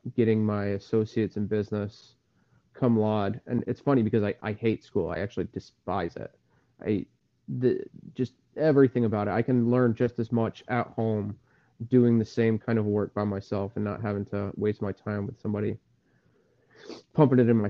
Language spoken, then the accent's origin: English; Salem, Connecticut, United States; I came from Salem, Connecticut. I grew up, I guess you could say lower middle class